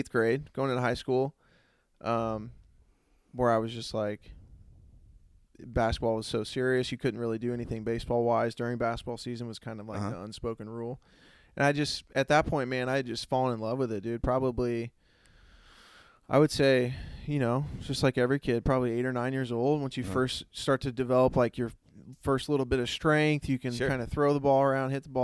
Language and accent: English; Lincoln, Illinois, United States; born and raised in Lincoln